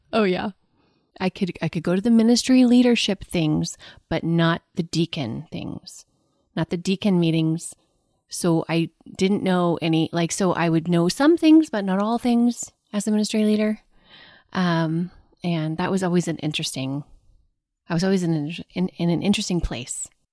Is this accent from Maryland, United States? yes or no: no; Del City, Oklahoma, United States; I grew up in a suburb of Oklahoma City called Dell City